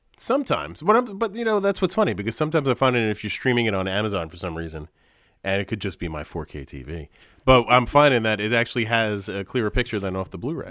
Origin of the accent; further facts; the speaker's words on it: Long Island, New York, United States; I grew up on Long Island